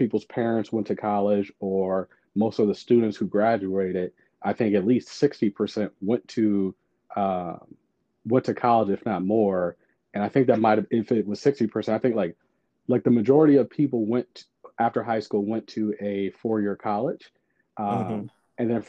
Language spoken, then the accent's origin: English; St. Louis, Missouri, United States; I'm from St. Louis, Missouri